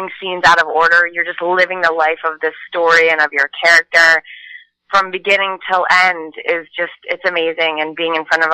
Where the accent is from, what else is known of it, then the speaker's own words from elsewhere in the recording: Maryland, United States; now in Los Angeles, United States; I'm from Maryland, so we used to have crab feasts every summer, and all the neighbors would come over